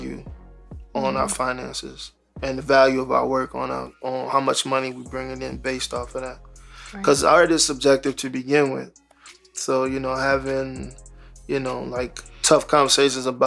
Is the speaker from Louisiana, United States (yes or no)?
yes; New Orleans, Louisiana, United States; growing up in New Orleans, you were either Baptist or you were Catholic if you were black